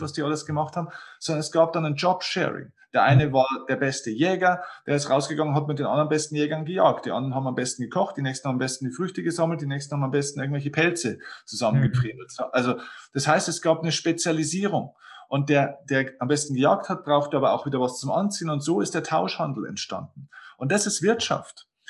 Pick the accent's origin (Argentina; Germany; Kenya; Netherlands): Germany; Lower Bavaria; Ich habe dann den größten Kinosaal in meiner Heimatstadt gebucht. Das ist ein kleiner, kleiner Ort in, hier in Niederbayern, zehntausend Einwohner